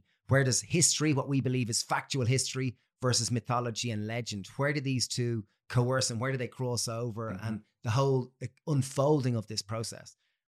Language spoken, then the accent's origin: English; Ireland; We're Irish men. We grew up learning Irish as a language.